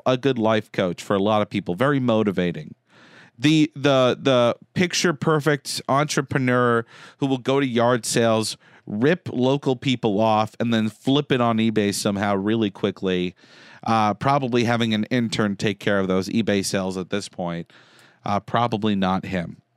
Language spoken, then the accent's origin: English; Concord, Massachusetts, United States; I grew up in Concord